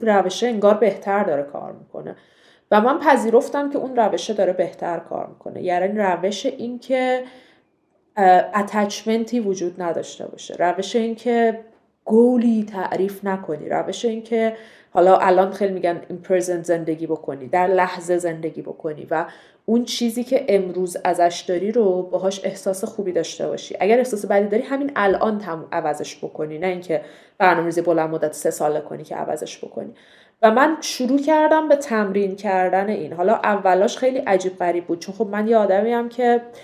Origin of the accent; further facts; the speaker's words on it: Iran; moved away as an adult; now in Portugal; من ایرانیم من مثلا مفتخرم به اینکه ایرانیم